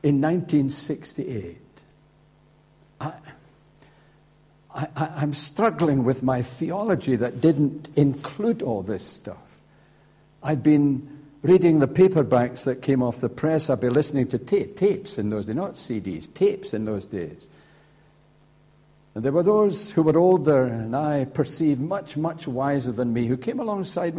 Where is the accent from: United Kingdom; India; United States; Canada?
United Kingdom; Scotland; Now I'm a Scotsman